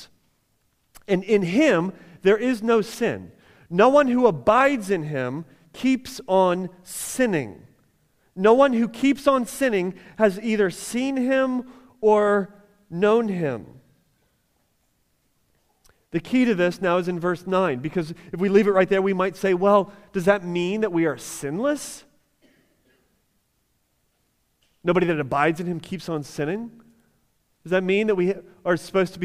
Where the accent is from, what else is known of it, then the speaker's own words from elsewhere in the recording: United States; as American Christians